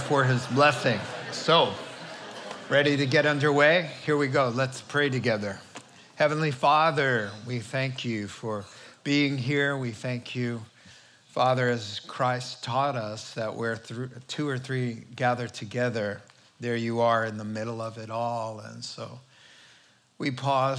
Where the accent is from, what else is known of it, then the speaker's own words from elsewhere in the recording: New England, United States; moved away; I grew up in New England, a small town in the suburbs